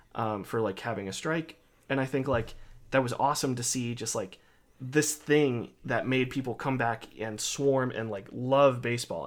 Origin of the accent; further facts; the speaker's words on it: Ohio, United States; I'm from Ohio